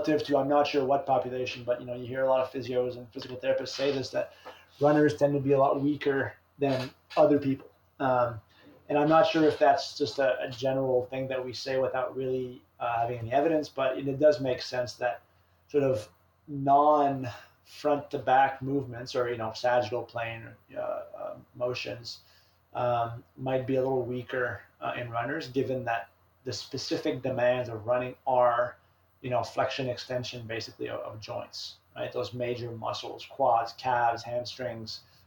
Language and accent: English; Canada; now in Memphis, United States; growing up as a Canadian kid, you know, playing hockey